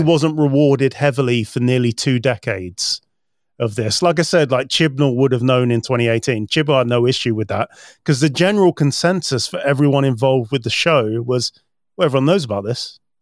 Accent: United Kingdom; as a British person

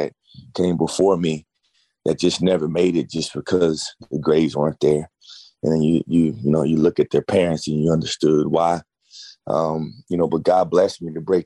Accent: Grapevine, Texas, United States; Born and raised in Grapevine, Texas

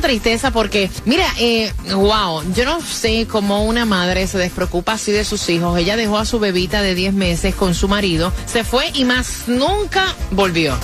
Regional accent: Puerto Rico; moved away as an adult; also born or lived in Orlando; now in Miami, United States; Yo me fui de Puerto Rico con una mano adelante y otra atrás porque no tenía nada

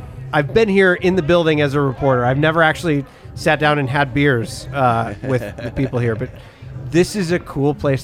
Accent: Midwest, United States; moved away; growing up in the Midwest, it was probably like Wonder Bread

